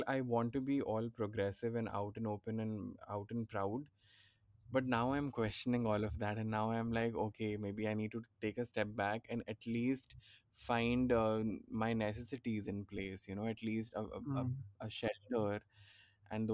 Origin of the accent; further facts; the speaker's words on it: Mumbai, Maharashtra, India; moved away as an adult; also born or lived in Ahmedabad; now in Pune, India; I'm from Bombay